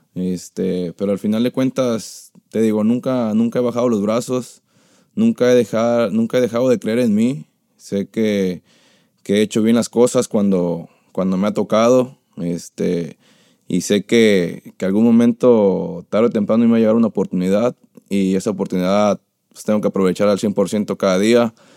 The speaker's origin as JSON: {"language": "Spanish", "region": "Jalisco", "country": "Mexico", "also_born_or_lived": "Tepic", "moved": "yes", "said": "cuando llegué yo de Tepic, bueno, de, de allá de Jalisco donde soy"}